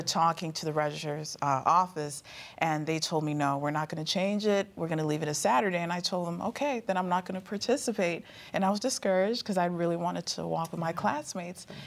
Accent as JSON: {"language": "English", "region": "Maryland", "country": "United States", "said": "I'm from Maryland, but my family's originally from Tanzania, so I represent both cultures."}